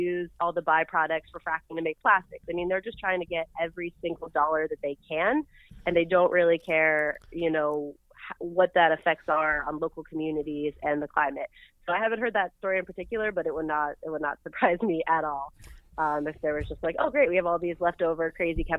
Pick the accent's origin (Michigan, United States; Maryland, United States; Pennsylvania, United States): Pennsylvania, United States; Pittsburgh; I grew up in Pittsburgh